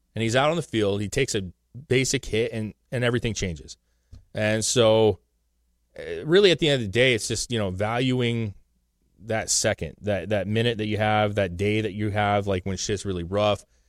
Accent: the Northwest, Pacific Northwest, United States; we're from the Northwest

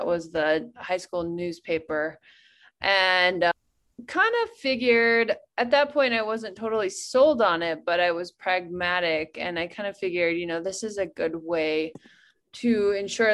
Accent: Wyoming, United States; moved away as an adult; also born or lived in Telluride, Colorado; moving back to my hometown in Wyoming

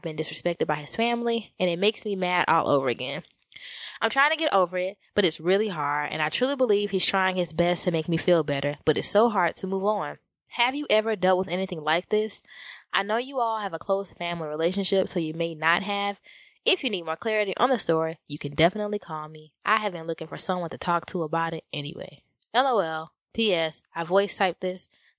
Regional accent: California, United States; Mind you, he is from the South, and his family is very close. And I am from California, and not as close to my family as he is.

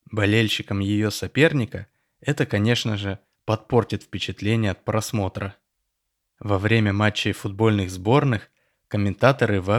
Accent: Tel Aviv, Tel Aviv District, Israel; Я родился и вырос в Тель-Авиве, в семье репатриантов из Советского Союза.

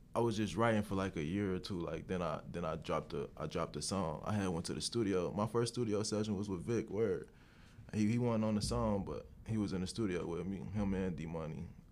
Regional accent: Cincinnati, Ohio, United States; I'm from Cincinnati, Ohio

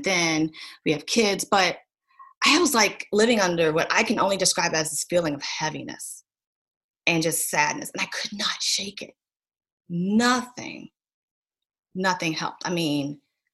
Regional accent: Williamsburg, Virginia, United States; also born or lived in Richmond, Virginia; So I grew up in Williamsburg, Colonial Williamsburg. I grew up right down the street from Busch Gardens.

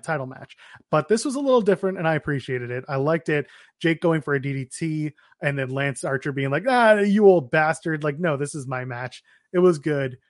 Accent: Canada; We're Canadian

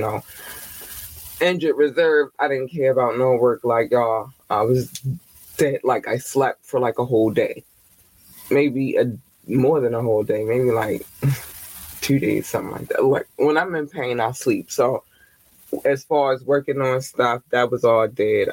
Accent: Baltimore, Maryland, United States; Baltimore, Maryland. Hi, babies, my home city in my home state.

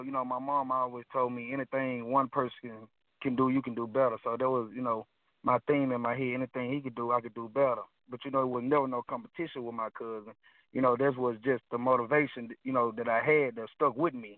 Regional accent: Mississippi, United States; I was born and raised in Mississippi

